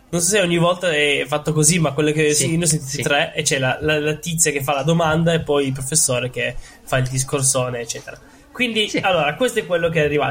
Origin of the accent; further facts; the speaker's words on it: Rome, Lazio, Italy; sono romano